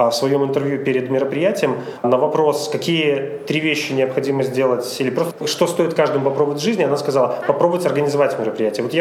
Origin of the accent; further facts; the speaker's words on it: Minsk, Belarus; Ну да, все верно.